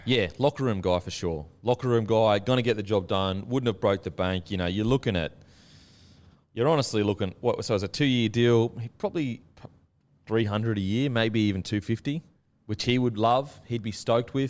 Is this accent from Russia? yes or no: no; Gold Coast, Queensland, Australia; I'm from the Gold Coast, so I'm used to, like, thongs, you know, the beach, and just very outdoorsy